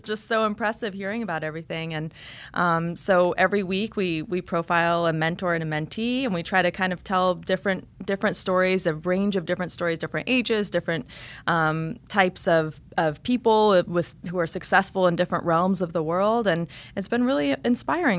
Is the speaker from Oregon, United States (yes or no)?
yes; eastern Oregon, United States; also born or lived in Germany / Boston / Los Angeles; now in South Florida, United States; eventually moved to this really small town in the mountains of eastern oregon uh, really rural environment